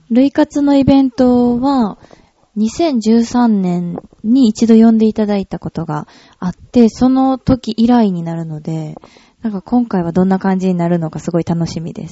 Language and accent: Japanese; Kyoto, Japan; ああ、京都は、そうですね。どんな街って言ったらいいんやろう。生まれも